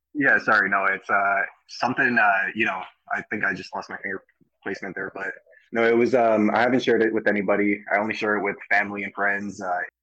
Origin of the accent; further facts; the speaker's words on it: Canada; I'm a Canadian